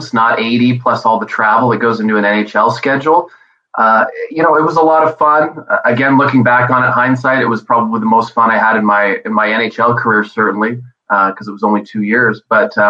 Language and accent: English; Montreal, Quebec, Canada; I was born in Montreal